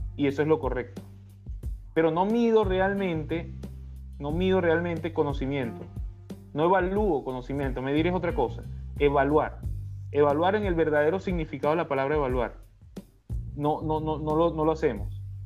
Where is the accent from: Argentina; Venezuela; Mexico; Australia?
Venezuela; somos nosotros los venezolanos